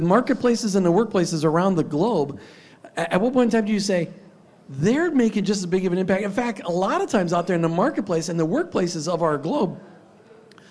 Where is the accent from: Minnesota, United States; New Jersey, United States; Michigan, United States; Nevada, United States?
Minnesota, United States; Minneapolis; I grew up in Minneapolis